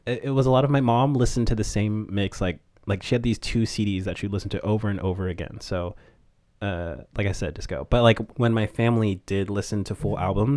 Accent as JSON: {"language": "English", "region": "Washington", "country": "United States", "tie": "born or raised there", "also_born_or_lived": "Hawaii / North Dakota", "said": "I was born in Hawaii, and then I moved to North Dakota when I was 4, and then I moved to Washington when I was 7, and then I've been here ever since."}